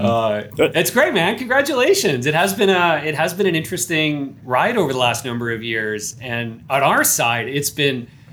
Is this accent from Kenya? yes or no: no; Canada; I am Canadian